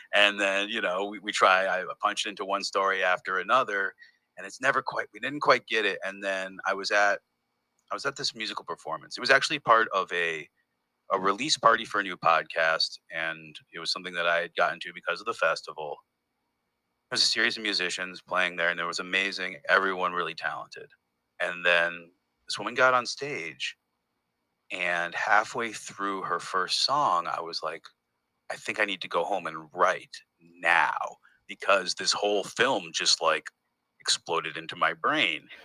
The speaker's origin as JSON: {"language": "English", "town": "Northampton", "region": "Massachusetts", "country": "United States", "tie": "born or raised there", "also_born_or_lived": "Detroit, Michigan", "moved": "as an adult", "lives_now": "Berlin, Germany", "said": "I was born in Detroit, Michigan, and then I I grew up in Northampton, Massachusetts"}